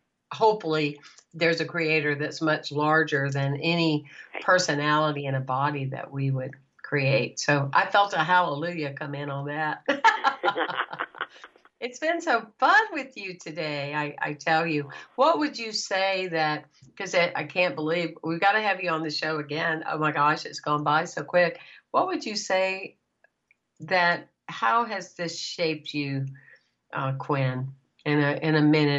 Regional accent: Anderson, South Carolina, United States; now in Florida, United States; I grew up in, you probably have never heard of it, Anderson, South Carolina

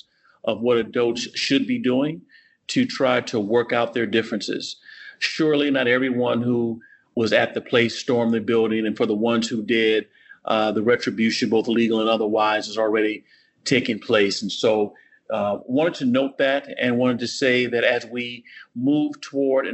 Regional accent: Virginia, United States; my home state of Virginia

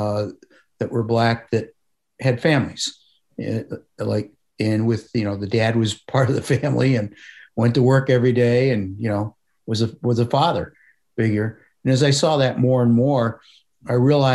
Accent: Parma, Ohio, United States; growing up in Parma, where I grew up

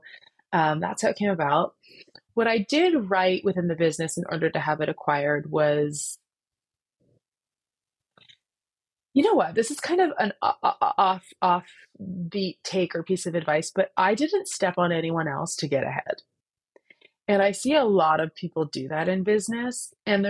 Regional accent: Canada; I am Canadian

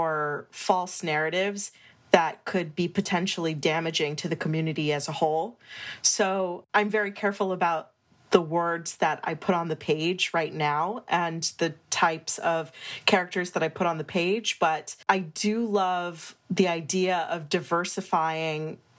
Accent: Scranton, Pennsylvania, United States; I grew up in Scranton, Pennsylvania

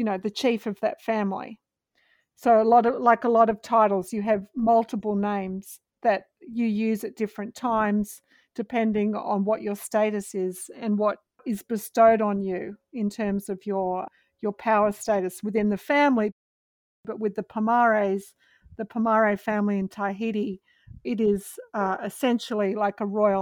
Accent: Australia; now in United States; I'm an Australian living in the US

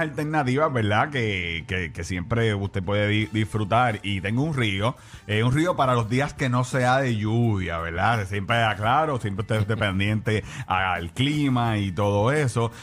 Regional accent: Carolina, Puerto Rico; en mi pueblo, en Carolina

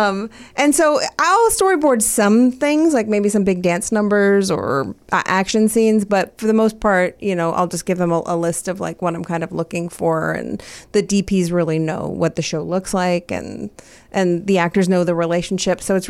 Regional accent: Maryland, United States; I'm from Maryland.

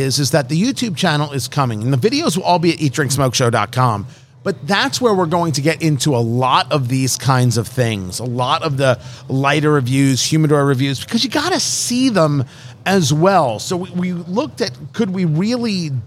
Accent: United States; I'm an American.

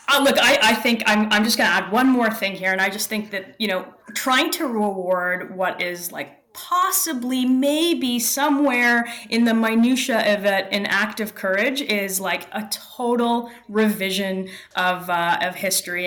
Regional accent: Toronto, Ontario, Canada; I'm in Toronto, and I was born and raised here, just a little north of here in the, in a, in a suburb

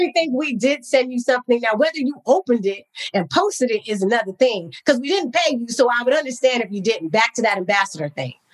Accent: Bay Area, California, United States; also born or lived in Cognac, France; I grew up in the Bay Area

